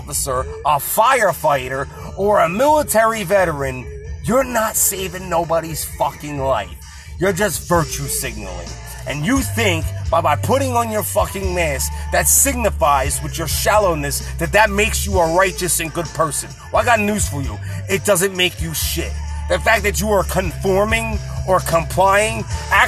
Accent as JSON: {"language": "English", "country": "United States", "said": "I identify as an American, and I am an American, and I act like an American"}